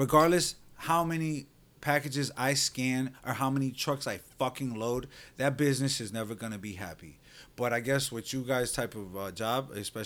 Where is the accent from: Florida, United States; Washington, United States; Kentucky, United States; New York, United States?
Florida, United States; Orlando; I'm from Sky Lake South